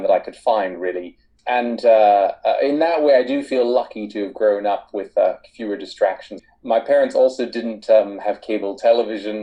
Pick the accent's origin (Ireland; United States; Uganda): United States; East Coast of the United States; moved away as an adult; now in United Kingdom; I grew up primarily on the East Coast of the United States, but I've lived in the UK for half my life now, for the last 23 years.